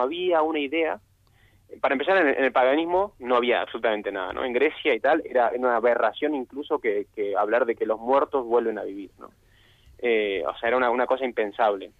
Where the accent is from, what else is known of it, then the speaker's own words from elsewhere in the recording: Argentina; yo soy argentino